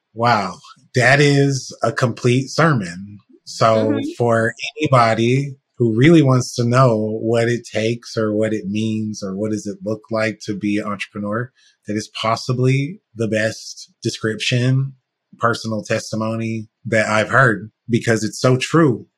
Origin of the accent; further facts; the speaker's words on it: United States; being a black person from the US